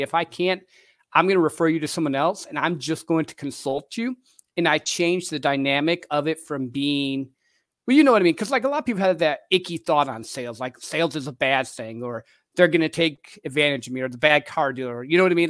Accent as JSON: {"language": "English", "region": "Midwest", "country": "United States", "tie": "born or raised there", "said": "I grew up in the Midwest in a little country town"}